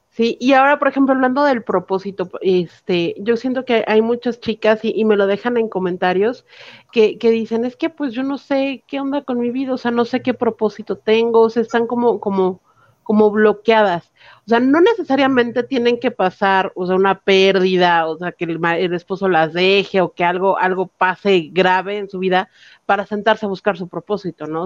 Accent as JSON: {"language": "Spanish", "country": "Mexico", "said": "como mexicanos"}